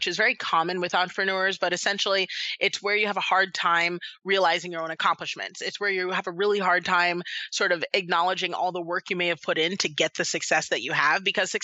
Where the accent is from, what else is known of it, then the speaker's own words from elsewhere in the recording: Washington, District of Columbia, United States; I grew up in Washington, D.C., and I'm the daughter of two African immigrants